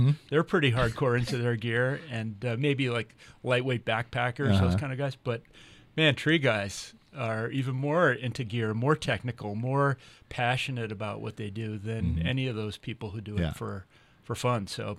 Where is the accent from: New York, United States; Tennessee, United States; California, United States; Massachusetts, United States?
Massachusetts, United States; And I'm from Mass. You guys know it.